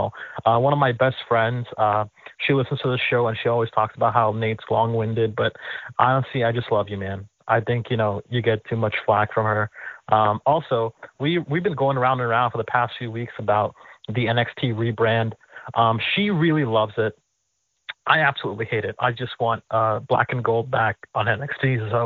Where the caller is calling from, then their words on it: Connecticut, United States; I'm calling here from Connecticut, just 10 minutes away from WWE headquarters, actually.